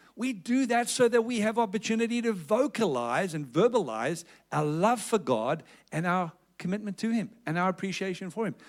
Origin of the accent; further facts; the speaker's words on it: South Africa; accent: South African; moved away as an adult; now in Perth, Australia; You can tell that I'm originally from South Africa by my accent.